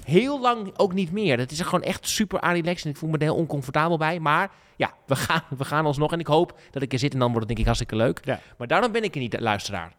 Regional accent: Groningen, Netherlands; Dat bepalen wij toch als, als, als Groningers

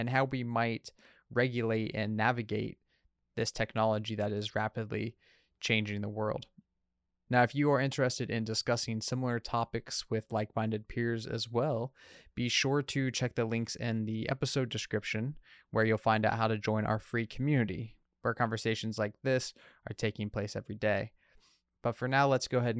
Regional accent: near Bloomington, Indiana, United States; That's about where I grew up

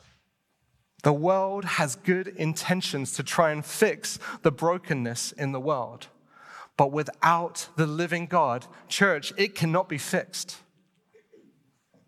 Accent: United Kingdom; moved away; I'm British.

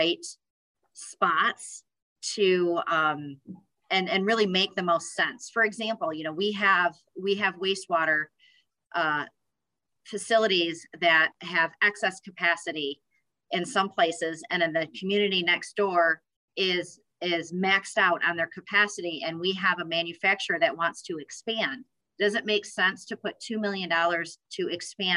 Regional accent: West Michigan, United States; I grew up in West Michigan

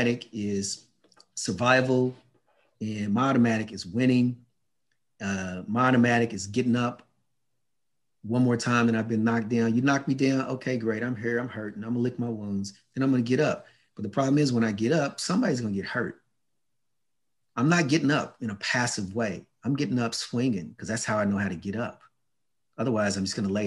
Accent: United States; I grew up in the States

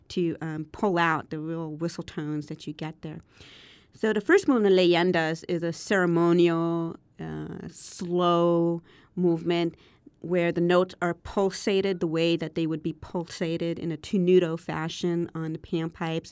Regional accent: Berkeley, California, United States; growing up in Berkeley, California in the 70s and 80s.

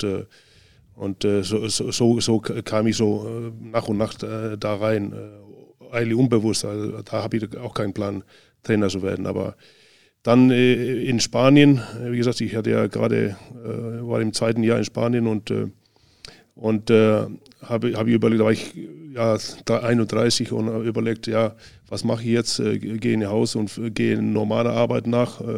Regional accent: Northern Estonia, Estonia; Aber und dann ab äh, in den Norden, Nordestland wieder, wo ich herkomme

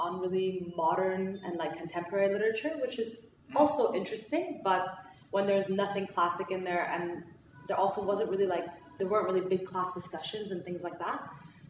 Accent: Austria; accent: American; I'm 24, and I'm Iranian, so I'm fully Iranian. I was born and raised in Austria my whole life, and in Austria I went to an American school, which is why I sound fairly American.

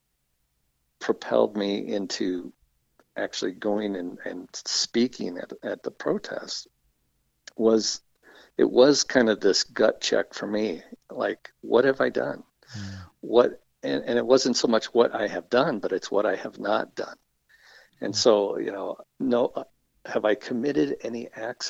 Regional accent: the South, United States; moved away as an adult; now in Calgary, Canada; I grew up in the States

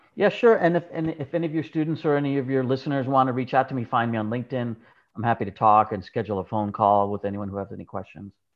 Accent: New Jersey, United States; I grew up in New Jersey

